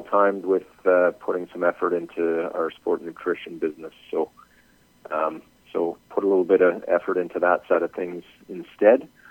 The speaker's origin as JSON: {"language": "English", "town": "Edmonton", "region": "Alberta", "country": "Canada", "said": "I'm from Edmonton, Canada."}